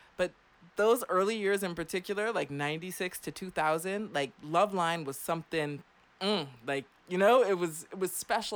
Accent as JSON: {"language": "English", "town": "Clearwater", "region": "Florida", "country": "United States", "tie": "born or raised there", "also_born_or_lived": "Germany", "said": "I grew up in Clearwater, Florida"}